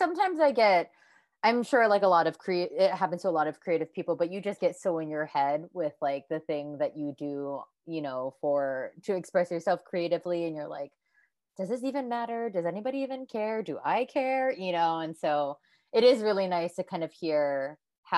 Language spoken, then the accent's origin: English; Hawaii, United States; moved away as an adult; also born or lived in San Francisco, United States / New York, United States; now in Japan; I was born and raised in Hawaii